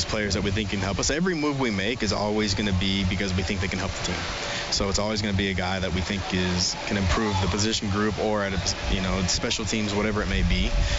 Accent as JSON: {"language": "English", "town": "Great Falls", "region": "Montana", "country": "United States", "moved": "yes", "lives_now": "Edmonton, Canada", "said": "I'm from Montana, as I keep saying, so the late nights and having it be light out at 10:30 reminds me of Great Falls, Montana."}